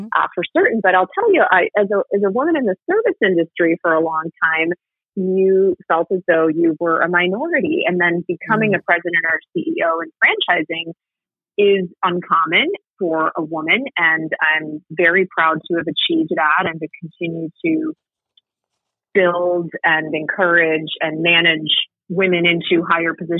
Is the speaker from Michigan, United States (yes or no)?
yes; Ann Arbor, Michigan, United States; I grew up in Ann Arbor